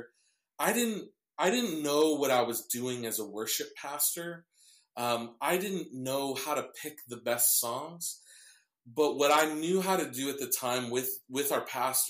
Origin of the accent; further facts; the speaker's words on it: Cedar Rapids, Iowa, United States; I grew up in the church. I was the youngest to be on a worship team at my church in my hometown of Cedar Rapids, Iowa